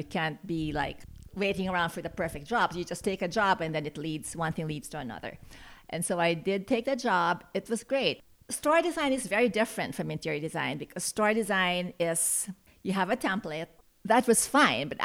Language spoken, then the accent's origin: English; Philippines; moved away as an adult; also born or lived in New York City, United States; now in San Francisco Bay Area, United States; I was born and raised in the Philippines, and my parents had an export business